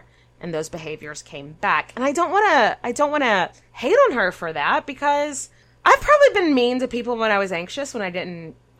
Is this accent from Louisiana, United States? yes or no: yes; Cajun Louisiana, United States; So Nathan and I were raised in Cajun culture, where Lent is a big fucking deal.